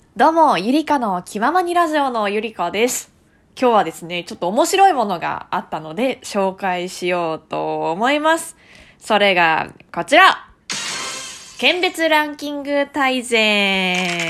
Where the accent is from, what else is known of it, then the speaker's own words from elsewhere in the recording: Tokyo, Japan; 私はですね、東京出身なもんですからね